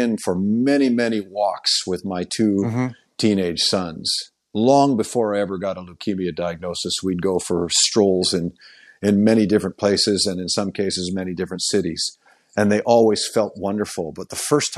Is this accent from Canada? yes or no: yes; Oakville, Ontario, Canada; moved away; my hometown of Oakville, Ontario